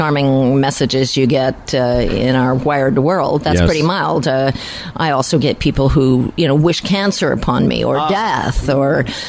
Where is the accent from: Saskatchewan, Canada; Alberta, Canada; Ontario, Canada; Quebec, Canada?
Quebec, Canada; I am from Quebec.